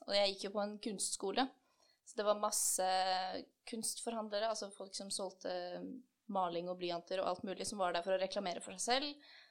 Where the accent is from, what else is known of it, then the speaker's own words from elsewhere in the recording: Kløfta, Akershus, Norway; moved away as an adult; also born or lived in Drammen; jeg kommer fra Kløfta, men jeg flytta til Drammen i 2016 for å begynne å studere her